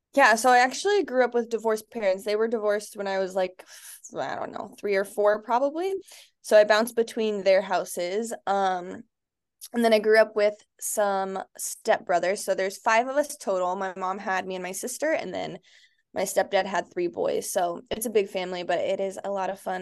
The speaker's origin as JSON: {"language": "English", "town": "Litchfield Park", "region": "Arizona", "country": "United States", "tie": "born or raised there", "said": "I grew up in Arizona. I grew up actually in Litchfield, which is where I live now with my son and husband."}